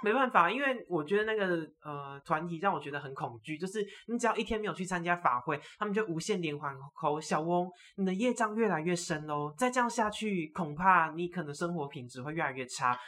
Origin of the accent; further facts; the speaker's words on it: Taiwan; 我们台湾这边的省我都拜过一轮